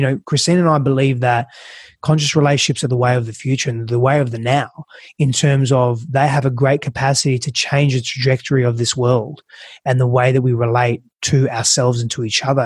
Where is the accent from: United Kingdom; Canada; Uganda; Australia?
Australia; Perth, Western Australia; now in United States; I'm from Perth, Australia